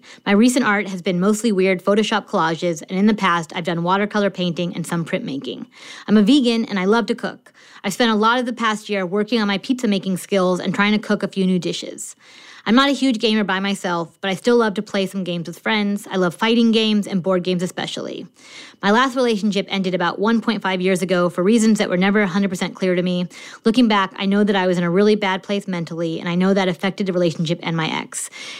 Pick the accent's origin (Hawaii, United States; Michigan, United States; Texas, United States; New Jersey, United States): New Jersey, United States; now in Philadelphia, United States; I moved to Philadelphia from New Jersey in the fall of 2019.